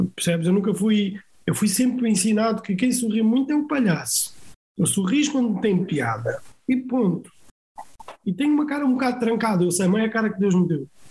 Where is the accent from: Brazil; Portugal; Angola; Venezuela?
Portugal; Almada, Lisbon; born or raised there; also born or lived in Cape Verde